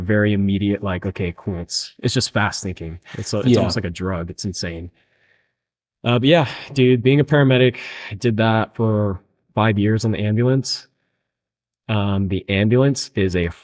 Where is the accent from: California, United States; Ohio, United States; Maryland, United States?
California, United States; Chula Vista; We grew up in Chula Vista, and I got picked up with Chula Vista Fire, like our hometown